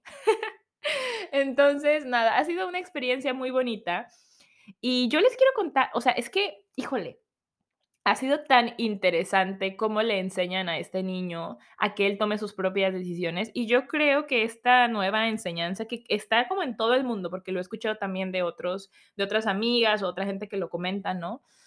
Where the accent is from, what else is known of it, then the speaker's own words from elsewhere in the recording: Mexico; moved away as an adult; now in New Zealand; soy de México, me estoy mudando con mi esposo